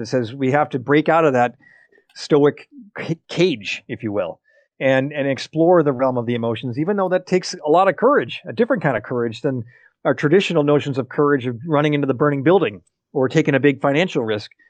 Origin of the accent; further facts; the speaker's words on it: United States; as an American guy